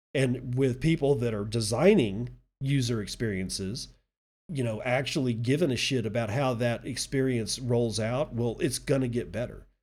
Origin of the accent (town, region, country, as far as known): Texas, United States